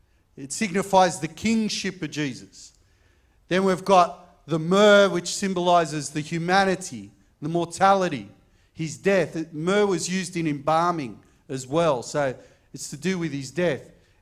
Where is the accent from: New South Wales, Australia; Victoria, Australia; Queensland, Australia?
New South Wales, Australia; Camperdown; born there; I was born in King George V Hospital in Camperdown.